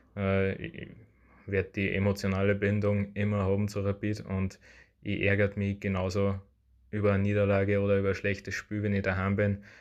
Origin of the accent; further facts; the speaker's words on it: Upper Austria, Austria; ich komme aus Oberösterreich